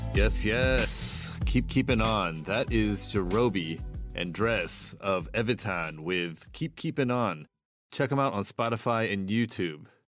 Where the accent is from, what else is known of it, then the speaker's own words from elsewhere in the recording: Midwest, United States; now in New York City, United States; I grew up in the Midwest